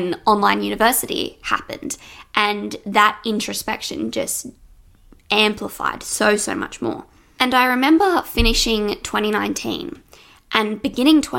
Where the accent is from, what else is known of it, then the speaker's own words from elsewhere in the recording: Sydney, New South Wales, Australia; in Australia, where I live. I'm from Sydney